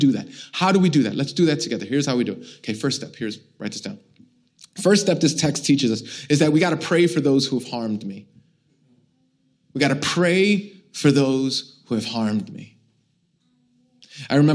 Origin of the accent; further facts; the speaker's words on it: New York City, New York, United States; I'm born and raised in Brooklyn. I'm Puerto Rican. It wasn't as nice like this when I grew up here